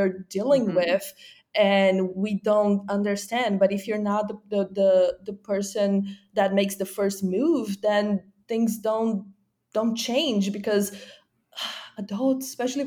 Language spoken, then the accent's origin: English; Brazil; now in California, United States; I'm originally from Brazil, but I live in California now